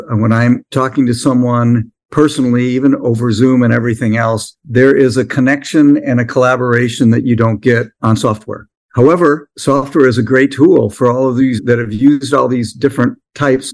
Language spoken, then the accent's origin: English; Midwest, United States; I came from the Midwest